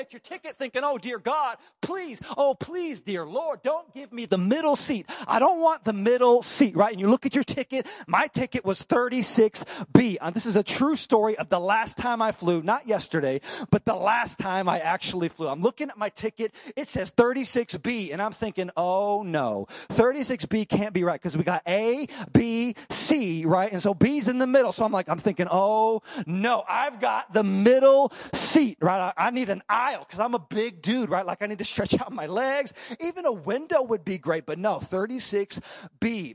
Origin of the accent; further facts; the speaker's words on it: Dallas, Texas, United States; now in Chicago, United States; I grew up in Dallas